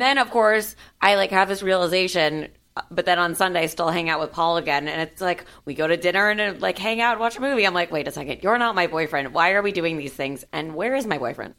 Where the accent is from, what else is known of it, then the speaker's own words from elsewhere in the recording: Miami, Florida, United States; now in Los Angeles, United States; since I grew up in Miami, I like grew up in a melting pot